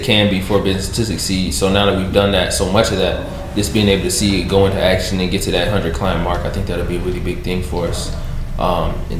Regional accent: Louisville, Kentucky, United States; I'm from Louisville, so I'm from Louisville.

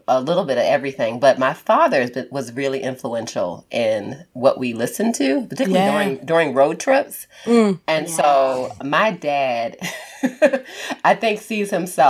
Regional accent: Baltimore, Maryland, United States; I told you I was from Baltimore.

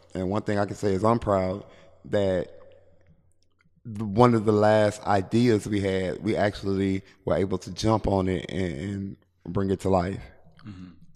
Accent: Shreveport, Louisiana, United States; I'm from Shreveport, Louisiana

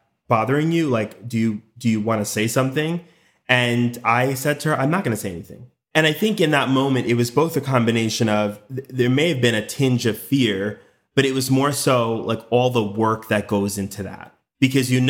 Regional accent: Westchester, New York, United States; moved away as an adult; also born or lived in Cleveland, Tennessee; I grew up in New York, in Westchester, relatively diverse county, just above New York City

